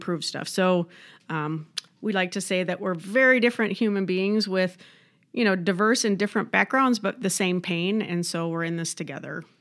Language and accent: English; Midwest, United States; also born or lived in Southern California; now in Rochester, United States; I'm a Midwesterner